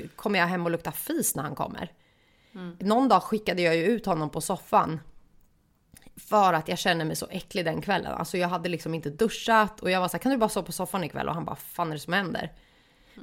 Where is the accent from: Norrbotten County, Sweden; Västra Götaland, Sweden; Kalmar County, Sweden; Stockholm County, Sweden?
Stockholm County, Sweden; Stockholm; moved away as an adult; now in Gothenburg, Sweden; nu när jag bor i Göteborg för att jag är stockholmare